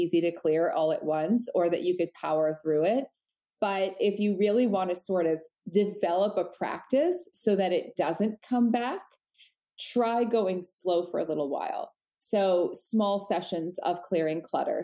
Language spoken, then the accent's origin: English; New Jersey, United States; I grew up in New Jersey, right outside of New York.